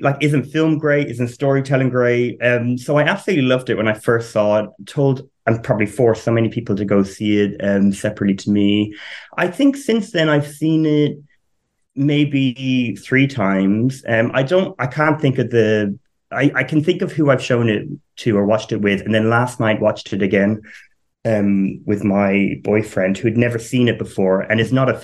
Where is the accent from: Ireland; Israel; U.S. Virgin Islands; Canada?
Ireland; now in United Kingdom; So I am Irish, but live in the UK. I grew up on a farm